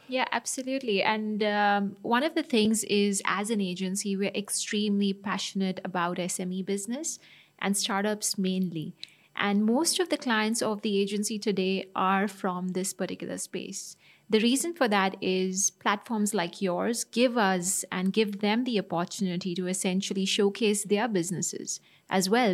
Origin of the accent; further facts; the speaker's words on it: Dubai, United Arab Emirates; I grew up in Dubai